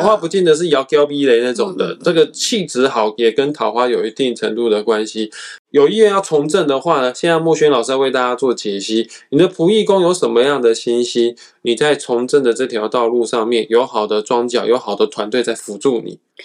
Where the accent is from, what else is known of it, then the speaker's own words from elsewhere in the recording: Kaohsiung, Taiwan; 我身为高雄人